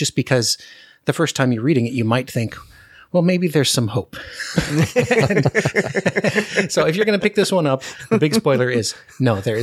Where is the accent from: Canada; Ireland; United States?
United States; Anchorage, Alaska; I grew up in Anchorage